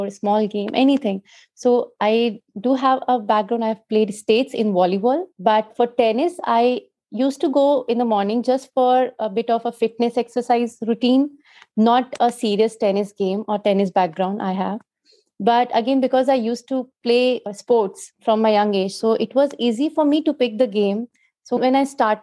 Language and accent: English; Jaipur, Rajasthan, India; Jaipur, that is my hometown.